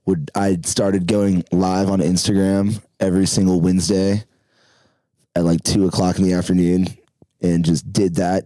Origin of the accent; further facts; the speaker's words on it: Nashville, Tennessee, United States; moved away as an adult; also born or lived in Panama City, Florida; now in Denver, United States; I'm from Nashville, Tennessee, and I went to school, University of Denver.